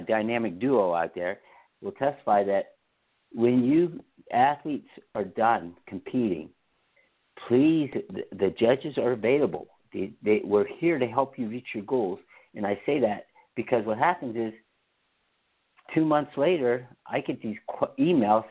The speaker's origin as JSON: {"language": "English", "region": "Pennsylvania", "country": "United States", "said": "I'm from Pennsylvania."}